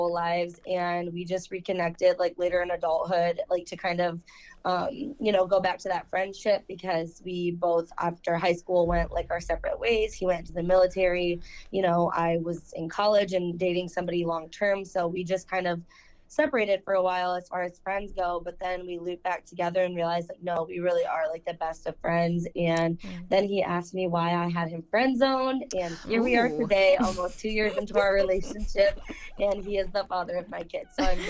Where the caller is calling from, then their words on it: Saginaw, Michigan, United States; I'm from Saginaw, Michigan.